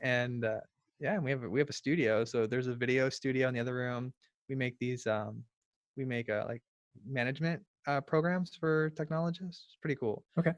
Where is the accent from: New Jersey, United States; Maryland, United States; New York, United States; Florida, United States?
Florida, United States; I'm from Florida. I'm in Florida